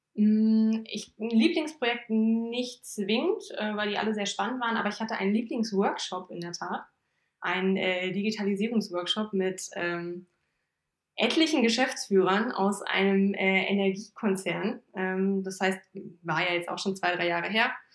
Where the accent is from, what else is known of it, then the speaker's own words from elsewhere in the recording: Thale, Saxony-Anhalt, Germany; moved away as an adult; now in Braunschweig, Germany; Ich komme eigentlich ursprünglich aus Thale im Harz, im schönen Harz, äh, beim Hexentanzplatz.